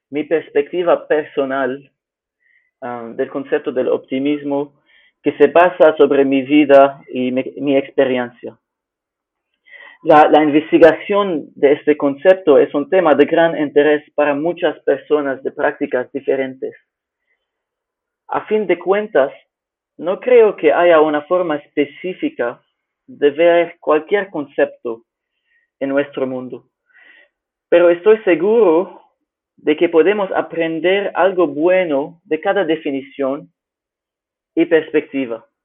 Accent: Lebanon; Spanish is a second language; now in Fortaleza, Brazil; soy originalmente de Líbano, pero vivía en más de seis países en mi vida.

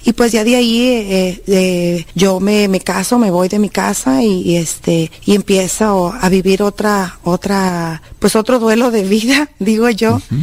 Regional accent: Jalisco, Mexico; moved away; Soy de Jalisco, de Meca, Jalisco

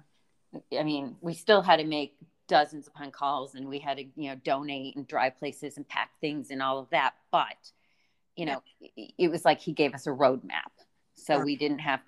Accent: Boston, Massachusetts, United States; moved away; I'm from Boston

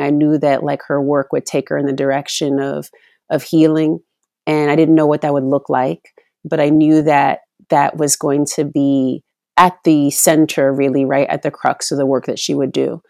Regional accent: Oakland, California, United States; in the eighties, growing up in Oakland

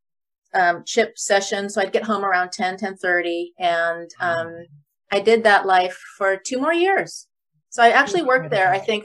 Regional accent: Eugene, Oregon, United States; moved away as an adult; also born or lived in Loma Linda / Portland; I got a job in Eugene, in my hometown area

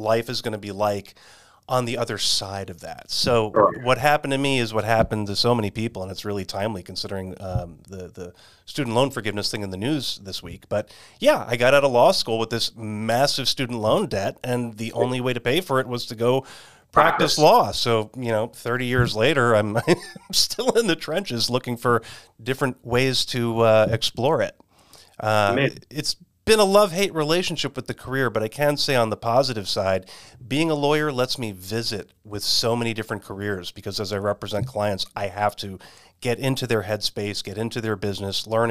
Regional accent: Westchester, New York, United States; moved away as an adult; also born or lived in California; now in Arizona, United States; I'm also a former New Yorker myself. I was born and raised in Westchester.

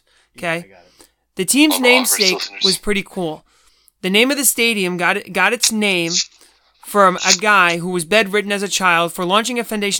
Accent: United States; I'm an American.

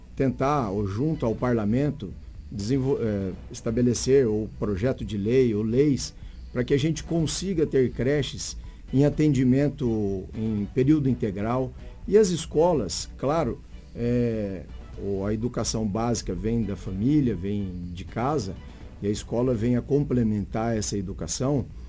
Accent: Araçatuba, São Paulo, Brazil; now in Sinop, Brazil; Eu sou do interior de São Paulo, Araçatuba, e vim para Sinop

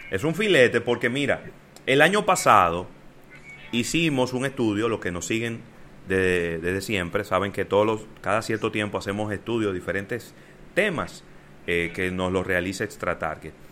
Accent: Dominican Republic; Contra el coronavirus, los héroes son los médicos y también somos los dominicanos

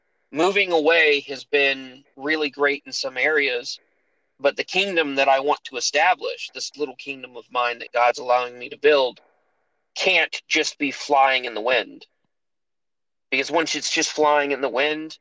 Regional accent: Mississippi, United States; I'm from Mississippi, guys. The high school teachers were actual communists.

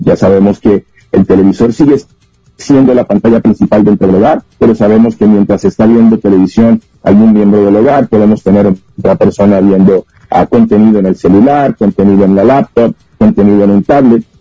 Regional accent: Puerto Rico; now in Mexico; Yo soy de Puerto Rico

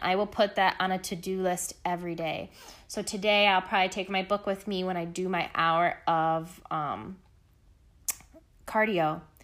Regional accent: Michigan, United States; Michigan, my home state

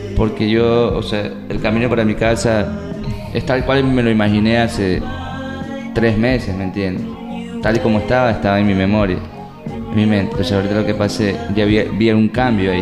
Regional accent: Portoviejo, Manabí, Ecuador; esta es mi tierra, aquí me quedo

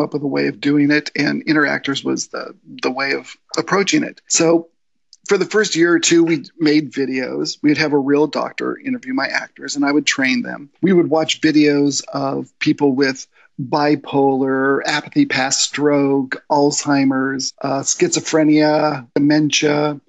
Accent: Spain; also born or lived in United States / Germany; Well, I lived in Germany for 5 years. I grew up in Spain.

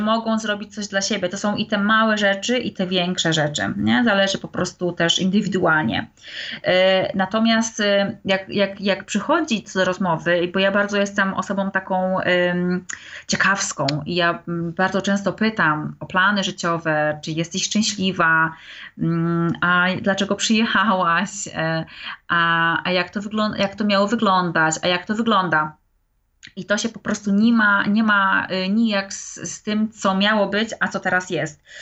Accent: Wrocław, Lower Silesian Voivodeship, Poland; moved away as an adult; now in England, United Kingdom; Jestem w ogóle z Wrocławia

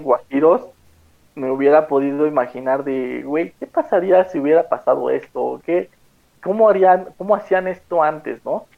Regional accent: Mexico; como mexicanos

